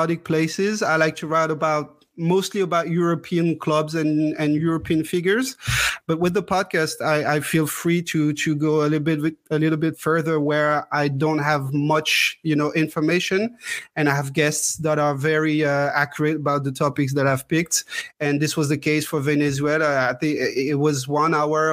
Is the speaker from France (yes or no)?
yes; Strasbourg, Grand Est, France; also born or lived in Grenoble; I'm from Strasbourg, almost born and bred here. I was not born in Strasbourg. I was born in Grenoble, actually, because my parents had to move to Grenoble for work. And right after I was born, they moved back to Strasbourg.